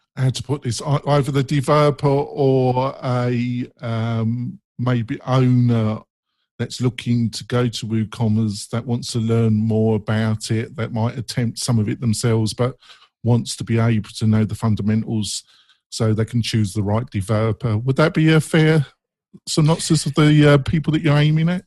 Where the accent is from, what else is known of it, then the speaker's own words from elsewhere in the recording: England, United Kingdom; accent: English; my English accent